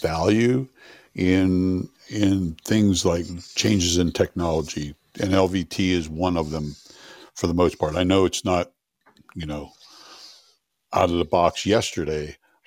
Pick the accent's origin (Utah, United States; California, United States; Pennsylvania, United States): Pennsylvania, United States; southwestern; moved away as an adult; I was born in southwestern Pennsylvania, small coal mining town. And that's where I spent my first 30 years of my life